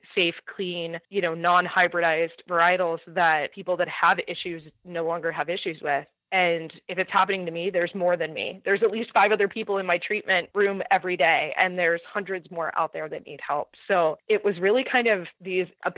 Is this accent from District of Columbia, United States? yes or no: no; Southern California, United States; moved away; We're both from Southern California, coastal, definitely small backyards, not a lot of space